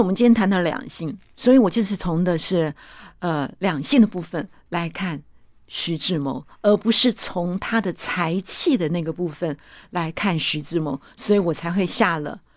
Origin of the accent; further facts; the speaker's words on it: Zhongxing New Village, Nantou County, Taiwan; 我是出生在中心新村的